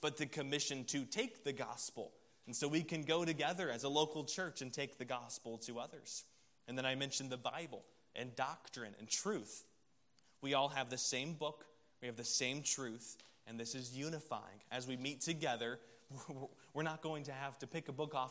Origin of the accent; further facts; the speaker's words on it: Columbia, South Carolina, United States; I was from Columbia, South Carolina, so growing up there, I'm a South Carolina Gamecocks fan